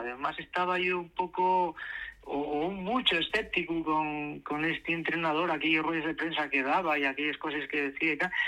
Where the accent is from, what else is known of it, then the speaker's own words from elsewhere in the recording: Asturias, Spain; como asturianos